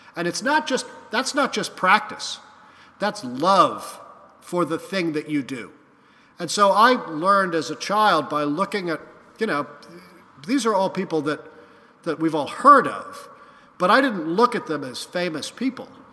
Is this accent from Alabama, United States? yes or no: no; New York City, New York, United States; I grew up in New York City in the 1970s